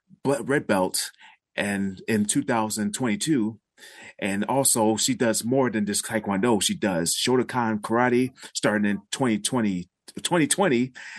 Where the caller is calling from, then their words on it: Sanford, Maine, United States; Of course, I'm coming from Sanford, Maine.